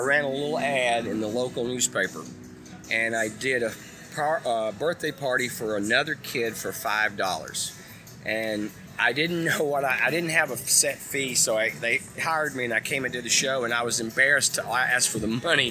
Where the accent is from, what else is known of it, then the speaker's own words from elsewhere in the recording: Tennessee, United States; when I was growing up in Tennessee